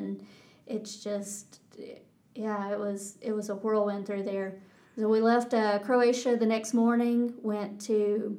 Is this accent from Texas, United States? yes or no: yes; Texas, United States; accent: Texas; They got as much of a kick out of my Texas accent as I did out of their Irish accent.